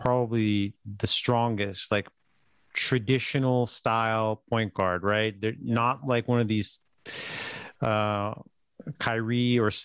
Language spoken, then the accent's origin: English; Mesa, Arizona, United States; moved away; I grew up in Arizona